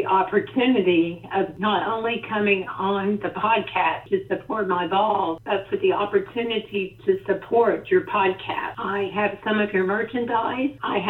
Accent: 30 miles south of Neyland Stadium, Tennessee, United States; as a young girl, I lived 30 miles south of Neyland Stadium

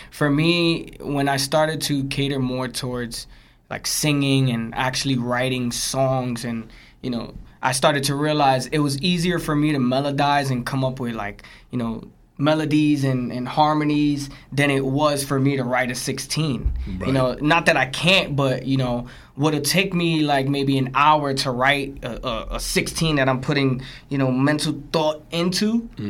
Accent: Jersey City, New Jersey, United States; also born or lived in Brooklyn; But I was raised in Jersey City.

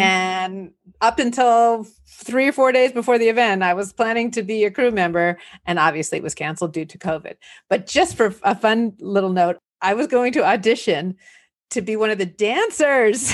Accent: Los Angeles, California, United States; also born or lived in New Jersey / Santa Barbara / Indiana / New York City; I'm here in Los Angeles, And I was born in New Jersey, but raised here in the San Fernando Valley

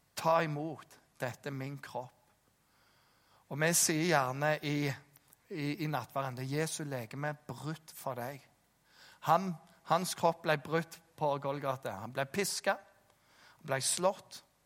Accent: Jæren, Rogaland, Norway; jeg som jærbu

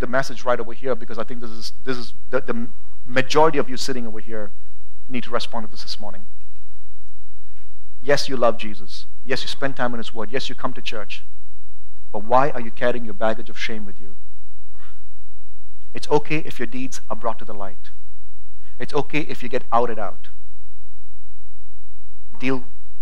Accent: India; also born or lived in United States; now in Boise, United States; I'm an American citizen, but whenever it's necessary, I have to say I'm an Indian too

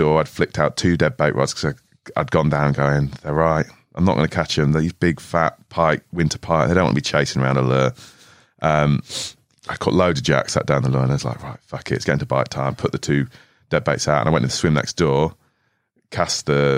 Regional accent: Switzerland; moved away; Growing up in Switzerland

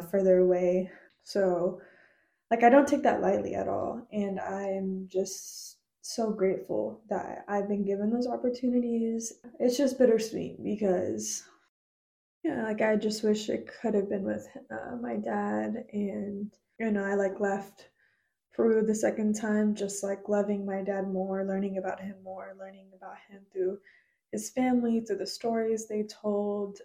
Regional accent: United States; I try to say like Peruvian American now because it's like I'm not half of anything and it's like I'm fully Peruvian and I'm fully American

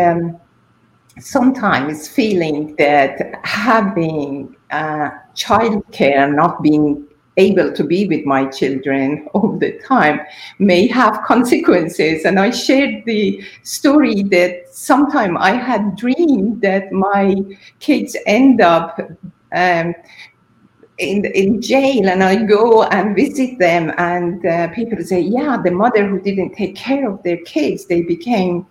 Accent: Iran; moved away as an adult; also born or lived in England; I am originally from Iran, so my parents, my you know, family weren't there to provide me with support

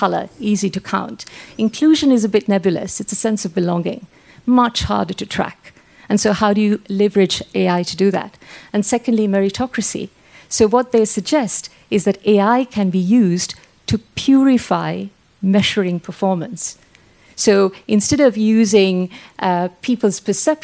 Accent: Sri Lanka; now in England; I'm from Sri Lanka.

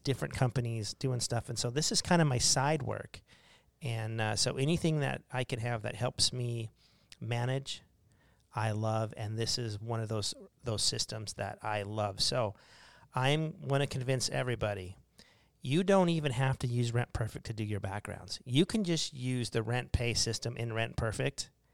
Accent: Arizona, United States; We're from Arizona

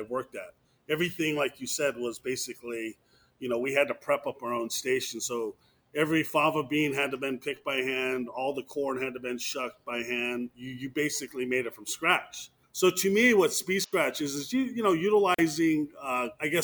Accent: hometown near Los Alamos, New Mexico, United States; a local steak and seafood restaurant in my hometown

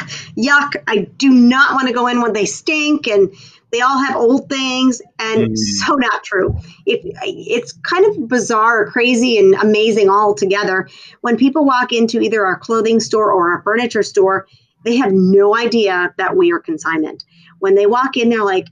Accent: Minnesota, United States; moved away as an adult; now in Florida, United States; I grew up in Minnesota on a very small farm in a farming community

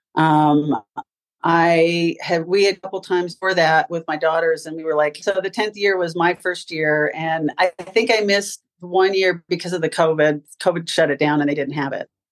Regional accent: California, United States; moved away as an adult; also born or lived in Ann Arbor, Michigan / Dayton, Ohio / Florida; I'm originally from California, went to UCLA to get my degree in design

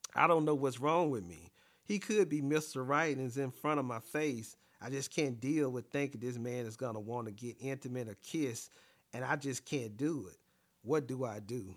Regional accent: the South, United States; me growing up in the South, I'm a yes, ma'am, no, ma'am type of person

